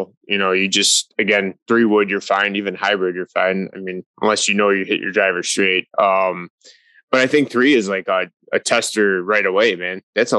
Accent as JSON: {"language": "English", "area": "Chicago", "region": "Illinois", "country": "United States", "tie": "born or raised there", "also_born_or_lived": "Woodridge, Illinois"}